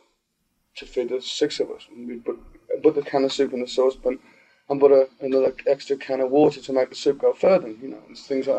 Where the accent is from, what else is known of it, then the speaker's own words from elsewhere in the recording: Birmingham, West Midlands, United Kingdom; I grew up in a small part of Birmingham called Aston, and I spent about 19 years of my life in the same house